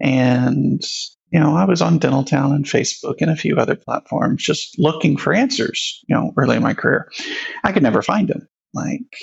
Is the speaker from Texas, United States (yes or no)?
yes; Houston, Texas, United States; moved away as an adult; also born or lived in Prosper, Texas; now in Dallas, United States; I grew up in Houston